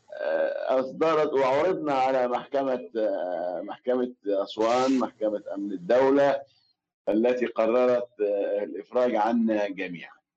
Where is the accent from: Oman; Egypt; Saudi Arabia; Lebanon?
Egypt; Aswan, Aswan Governorate; now in Cairo, Egypt; في أسوان مسقط رأسي بلدي